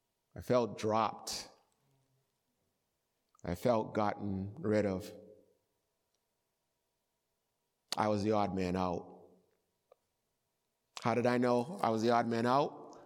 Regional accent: Boston, Massachusetts, United States; And I remember as a child growing up in Boston, and some of you are old enough to remember this, street hockey became a great sport.

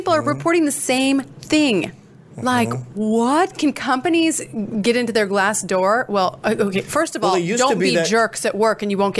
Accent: Coeur d'Alene, Idaho, United States; He is in Coeur d'Alene, Idaho, my hometown.

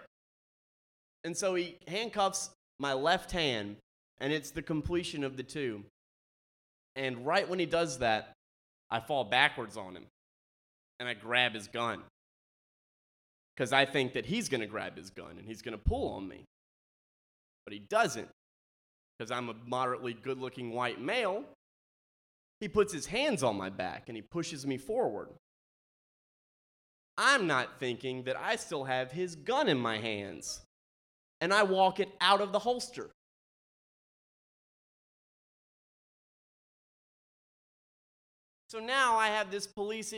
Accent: Mississippi, United States; I'm from Mississippi.

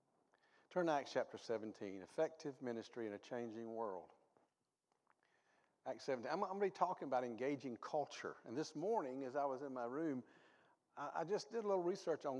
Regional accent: the South, United States; I grew up in the South. Good old Southern people. We ate Southern food.

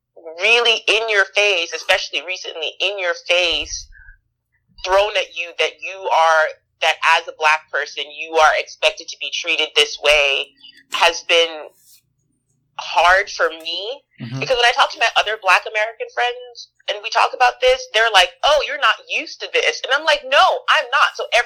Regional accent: Jamaica; also born or lived in New York / California / Georgia / Mississippi; now in United States; I've lived in New York. I've lived in California. I've lived in Georgia. I'm trying to think where else. Jamaica.

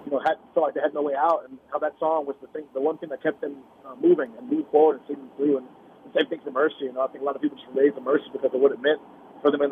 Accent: Seattle, Washington, United States; came from my hometown, my home neighborhood

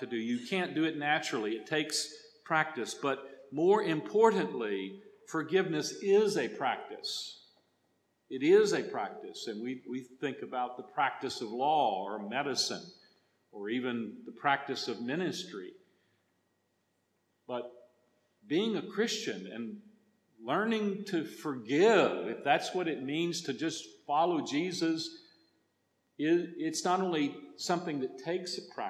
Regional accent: Texas, United States; accent: Texas; English for me as a Texan is a second language

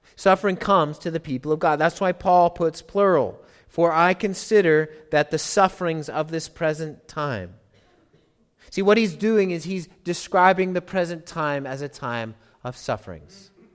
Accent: United States; I'm American

